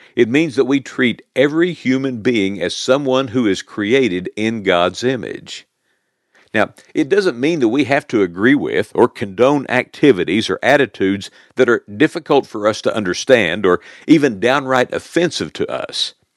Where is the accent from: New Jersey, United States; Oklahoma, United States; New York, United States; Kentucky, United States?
Oklahoma, United States; my real home was in good old Oklahoma